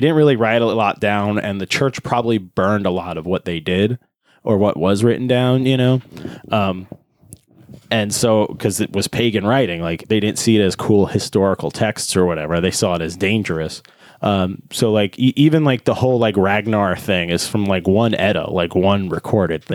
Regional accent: Northeast, United States; growing up in the Northeast

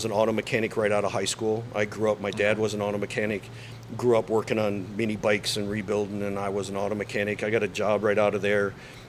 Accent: Bay City, Michigan, United States; moved away; also born or lived in Bad Axe, Michigan; I grew up in Bay City.

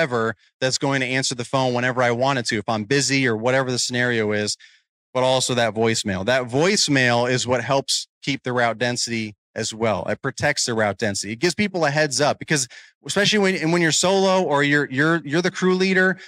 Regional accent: New York, United States; moved away as an adult; now in Virginia, United States; I'm originally from New York. So my area code was different, but it was similar. My area code was 845

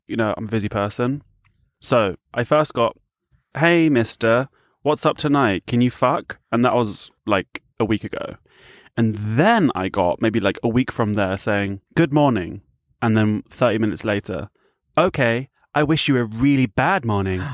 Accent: United Kingdom; I'm from the U K.

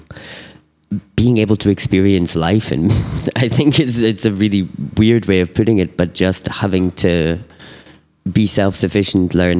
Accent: Scotland, United Kingdom; moved away as an adult; now in Chennai, India; When I was 16, growing up in Scotland

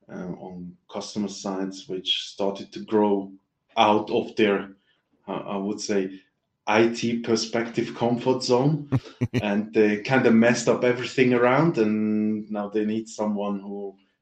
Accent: Switzerland

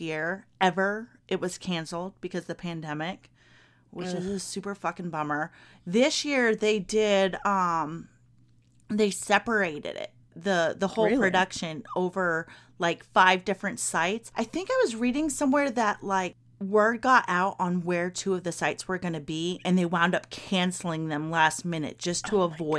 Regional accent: Kentucky, United States; So I know I mentioned before, but my ass belongs to the bluegrass. I was raised in Kentucky. This time of year always makes me super duper duper duper sad and homesick because it's derby season, y'all.

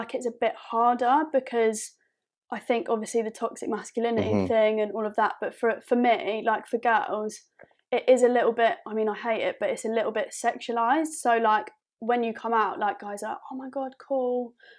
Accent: Epsom, South East England, United Kingdom; especially where we grew up in Surrey in Epsom

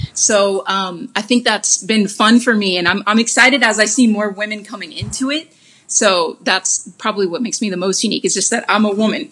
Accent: Huntsville, Alabama, United States; also born or lived in Birmingham, Alabama; now in Los Angeles, United States; I grew up in Huntsville, Alabama.

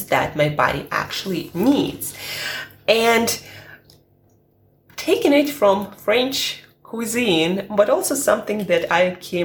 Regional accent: Siberia, Russia; now in London, United Kingdom; I'm from Siberia

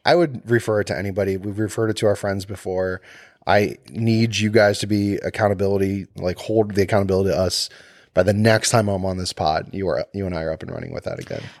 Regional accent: Cleveland, Ohio, United States; I'm from Cleveland

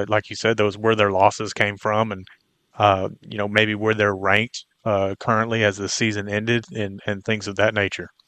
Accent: Brown County, Texas, United States; moved away; I grew up in Brown County. I was ten, ten miles down the road from Brownwood

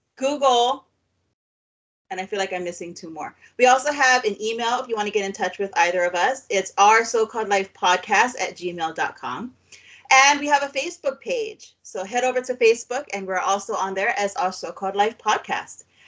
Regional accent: Waipahu, Hawaii, United States; moved away; we grew up on Oahu um, in a town called Waipahu

